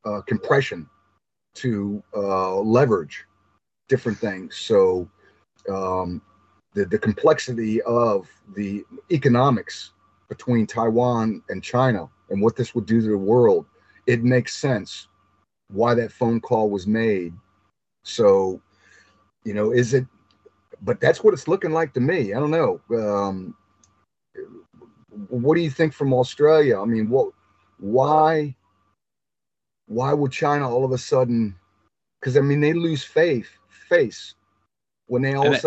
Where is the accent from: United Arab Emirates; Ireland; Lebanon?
Ireland; We're Irish, so we had a big family.